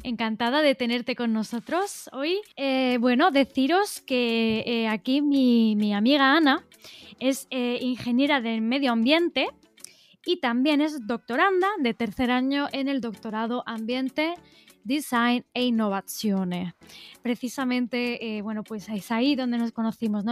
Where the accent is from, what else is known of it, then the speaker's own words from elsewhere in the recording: Spain; moved away as an adult; also born or lived in Naples; fue Madrid, fue mi, mi país de origen